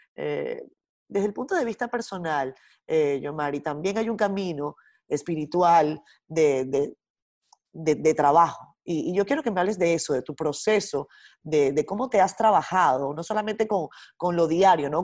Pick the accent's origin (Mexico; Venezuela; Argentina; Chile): Venezuela; moved away as an adult; now in Dominican Republic; yo nací en Venezuela, viví muchos años en Venezuela, casi toda mi vida